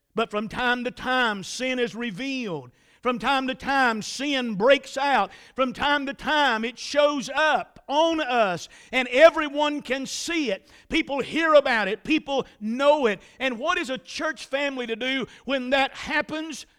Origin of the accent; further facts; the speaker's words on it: Statesville, North Carolina, United States; I was raised in the Trinity community in Iredell County. That's about four or five miles outside of Statesville